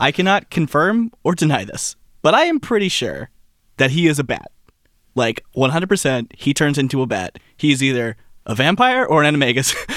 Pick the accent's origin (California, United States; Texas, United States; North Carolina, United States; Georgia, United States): Texas, United States; I'm from Texas.